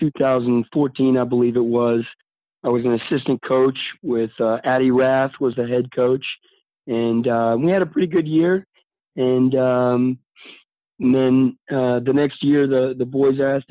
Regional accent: Virginia, United States; moved away as an adult; also born or lived in Maryland; now in Columbia, United States; I grew up in Virginia

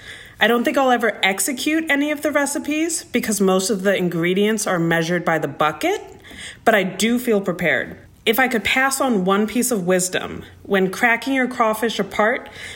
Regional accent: Michigan, United States; now in Los Angeles, United States; I'm from Michigan, currently living in LA with my girlfriend who has a severe shellfish allergy.

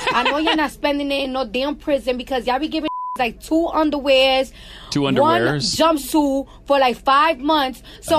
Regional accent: New York City, New York, United States; I'm from New York and the streets is dirty.

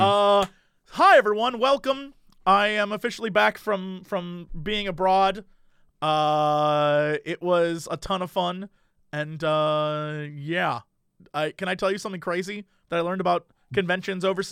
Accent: United States; I'm an American

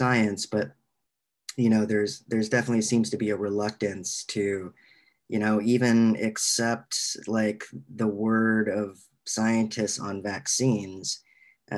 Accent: Little Rock, Arkansas, United States; I grew up in the South. I grew up in Arkansas. I grew up in Little Rock, Arkansas

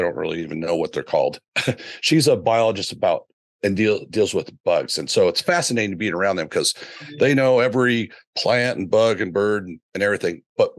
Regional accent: Oregon, United States; We're both from Oregon.

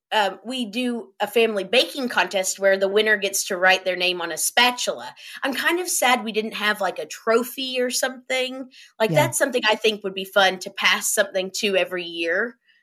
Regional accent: Lexington, United States; I grew up in Lexington, so it was the same thing in Lexington too.

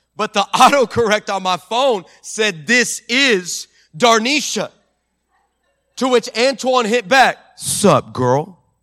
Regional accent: El Paso, Texas, United States; my hometown, uh, um, in, in the nine one five in El Paso

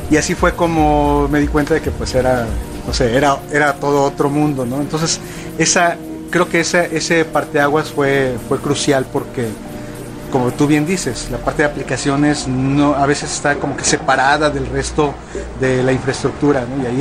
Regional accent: Mexico City, Mexico; now in Monterrey, Mexico; Hablo medio regio porque ya tengo muchos años viviendo aquí, pero yo no soy de, de Monterrey, soy de la Ciudad de México pero de repente me sale así el, un acento y luego otro.

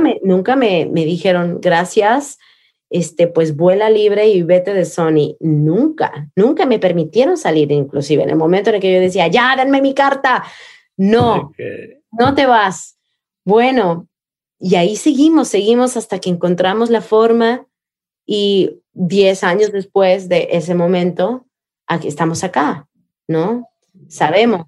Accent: Coatepec, Veracruz, Mexico; Veracruz, que es mi pueblo, Coatepec, mi pueblo de donde yo crecí

